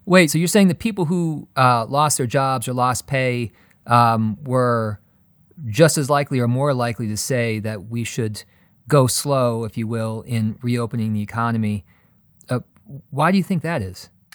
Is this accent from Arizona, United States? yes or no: no; Colorado, United States; Here in my home state of Colorado